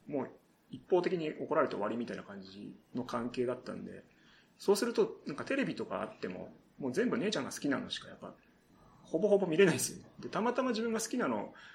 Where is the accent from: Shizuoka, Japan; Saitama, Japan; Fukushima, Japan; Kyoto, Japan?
Saitama, Japan; also born or lived in Mie Prefecture; 埼玉県出身で、ちょっとだけ、ね、あの、小さい頃三重県に住んでたこともあります。